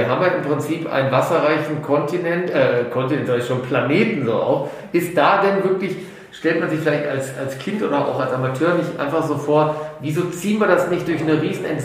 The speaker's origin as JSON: {"language": "German", "region": "Rhineland", "country": "Germany", "said": "wie man bei uns im Rheinland sagt."}